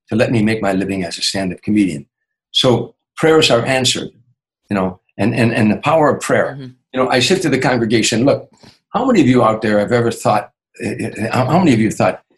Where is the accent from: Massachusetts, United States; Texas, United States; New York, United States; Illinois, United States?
Illinois, United States; Chicago; moved away; my hometown, Chicago